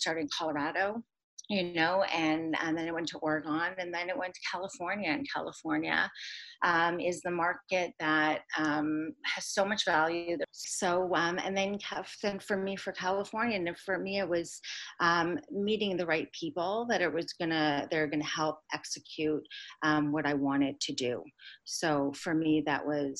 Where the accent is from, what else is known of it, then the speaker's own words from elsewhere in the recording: Toronto, Ontario, Canada; I'm actually from Toronto